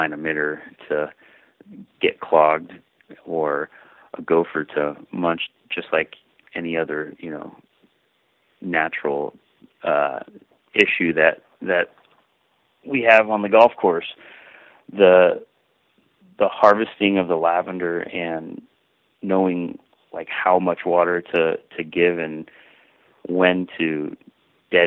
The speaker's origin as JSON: {"language": "English", "area": "Sonoma County", "region": "California", "country": "United States", "tie": "born or raised there", "lives_now": "Carmel, United States", "said": "I grew up in Sonoma County"}